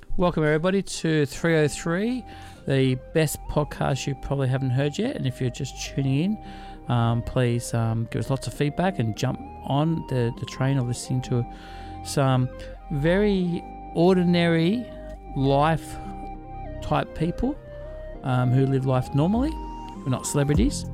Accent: Australia; we're Aussie

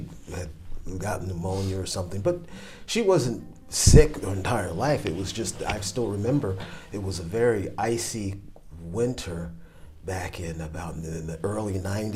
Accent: New Jersey, United States; moved away as an adult; also born or lived in Los Angeles / Japan; now in Tokyo, Japan; And I moved back to home from Los Angeles. Back to New Jersey. New Jersey

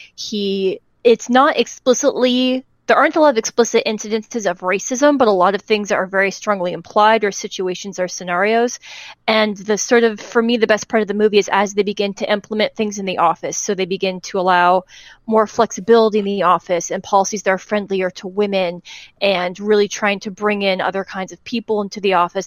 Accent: United States; as an American

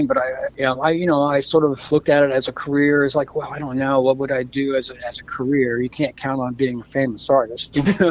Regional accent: Florida, United States; also born or lived in Toronto, Canada; my family moved to Florida when I was quite young. So I've been in the States since I was a kid.

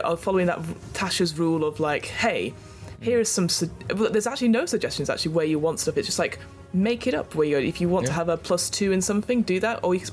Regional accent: United Kingdom; we're British.

